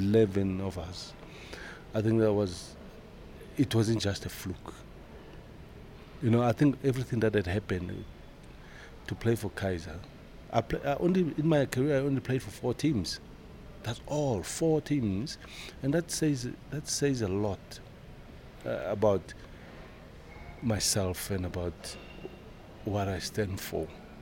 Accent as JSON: {"language": "English", "region": "Yorkshire and the Humber", "country": "United Kingdom", "tie": "born or raised there", "said": "I think for me, staying at Leeds and growing up in Yorkshire, I think I've grown in stature"}